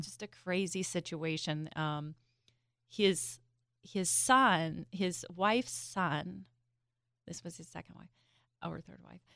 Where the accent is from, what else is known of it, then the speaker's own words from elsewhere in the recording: Southern Indiana, United States; now in Delaware, United States; I grew up in Southern Indiana